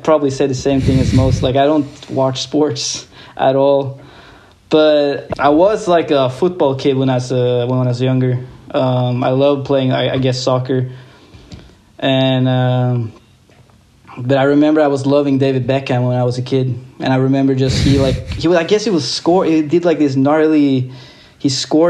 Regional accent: Larvik, Vestfold, Norway; I grew up in a little town called Larvik.

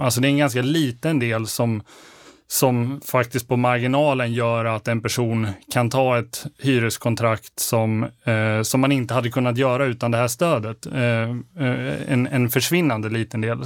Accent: Borlänge, Dalarna County, Sweden; Jag är född och uppvuxen i Borlänge

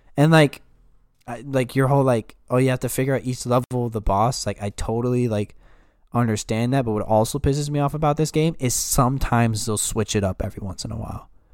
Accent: Yorktown, United States; I'm from Yorktown.

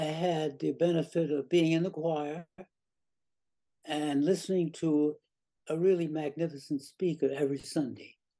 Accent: New York City, New York, United States; I grew up in South Jamaica

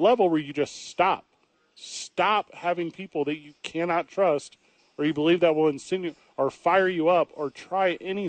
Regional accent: East St. Louis, Illinois, United States; If you go, the neighborhoods I grew up in East St. Louis

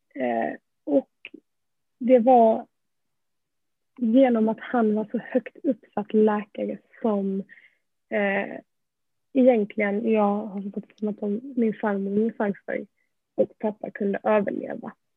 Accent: Malmö, Skåne, Sweden; Jag är ju uppväxt i Malmö

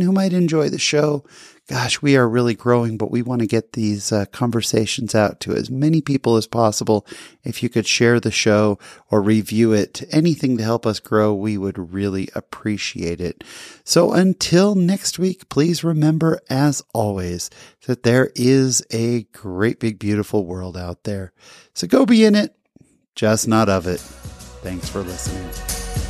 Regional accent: California, United States; I grew up in California

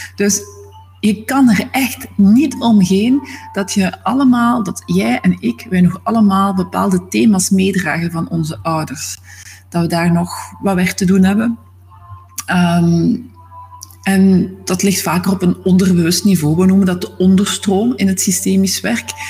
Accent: Zwijnaarde, Flanders, Belgium; moved away; Ik ben oorspronkelijk van Zwijnaarden, dat ligt naast Gent.

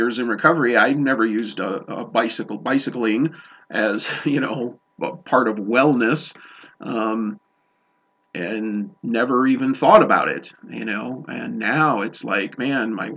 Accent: Chicago, Illinois, United States; now in Montana, United States; I'm not from Montana, originally grew up in Chicago

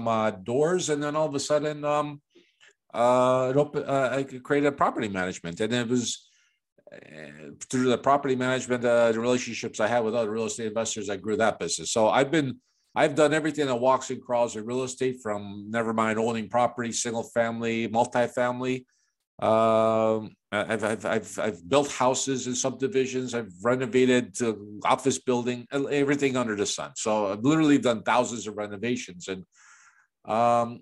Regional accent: Chicago, Illinois, United States; moved away; also born or lived in Toronto, Canada / Florida, United States; I was born and raised in Chicago

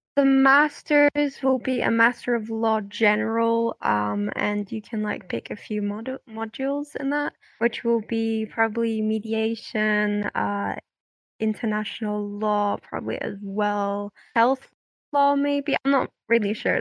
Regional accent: Belgium; moved away as an adult; now in United Kingdom; I'm from Belgium, I'm twenty-four

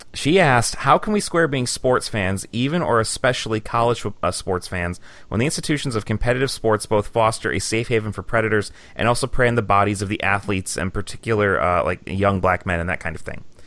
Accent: Michigan, United States; now in Green Bay, United States; I was born and raised in Michigan

